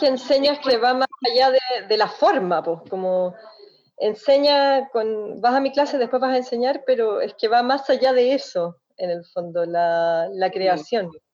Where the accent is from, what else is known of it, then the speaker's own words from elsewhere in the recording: Chile; nosotras como chilenas